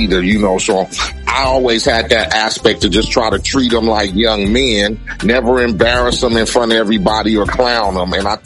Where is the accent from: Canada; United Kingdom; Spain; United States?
United States; Compton, California; I come from Compton